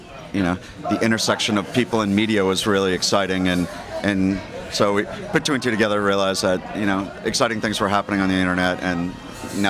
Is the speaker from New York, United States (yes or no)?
no; Boston, Massachusetts, United States; moved away as an adult; also born or lived in California / Seattle; now in Silicon Valley, United States; I'm from Boston, and I went to school out there